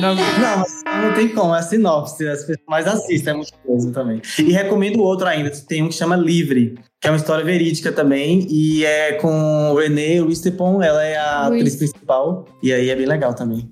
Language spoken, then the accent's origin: Portuguese; interior of Bahia, Brazil; eu fui criado, sou do interior da Bahia